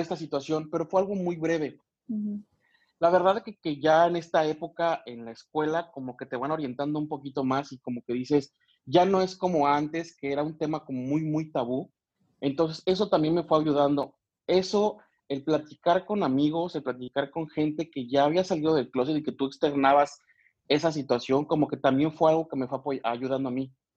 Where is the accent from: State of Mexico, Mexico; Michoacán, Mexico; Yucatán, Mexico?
Michoacán, Mexico; moved away as an adult; now in Querétaro, Mexico; soy originario de Michoacán, ahí nací